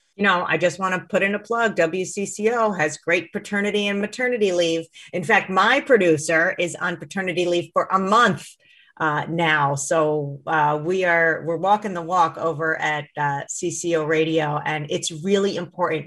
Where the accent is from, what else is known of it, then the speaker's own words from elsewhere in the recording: Minnesota, United States; as a Minnesotan